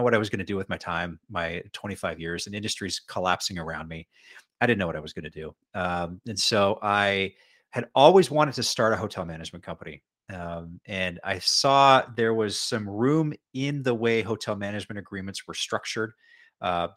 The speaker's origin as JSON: {"language": "English", "town": "Edmonton", "region": "Alberta", "country": "Canada", "tie": "born or raised there", "also_born_or_lived": "Western Canada / Bermuda", "moved": "as an adult", "said": "eventually moved back to my hometown, Edmonton, Alberta"}